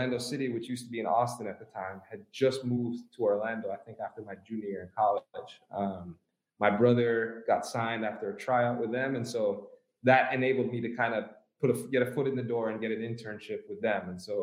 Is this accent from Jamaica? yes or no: yes; Kingston, Jamaica; I was born in Kingston, Jamaica